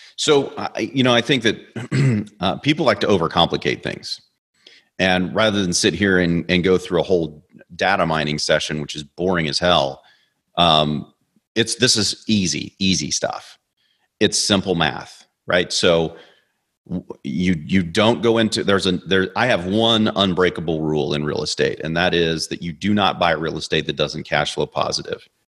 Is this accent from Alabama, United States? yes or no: no; Kansas City, Missouri, United States; moved away; I'm from Kansas City